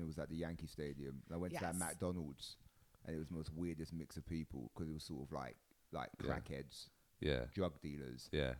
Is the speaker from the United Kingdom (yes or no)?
yes; London, United Kingdom; I grew up in London, so I understand New York more.